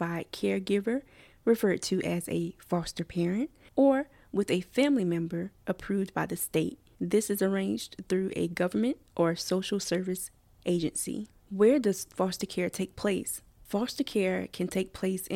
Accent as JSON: {"language": "English", "town": "Columbia", "region": "South Carolina", "country": "United States", "tie": "born or raised there", "said": "I was born in Columbia, South Carolina, and placed in the Richland County foster care system at age 5"}